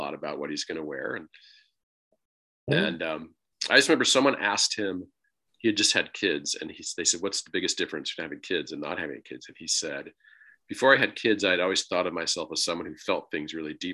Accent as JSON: {"language": "English", "region": "Pennsylvania", "country": "United States", "said": "my home state"}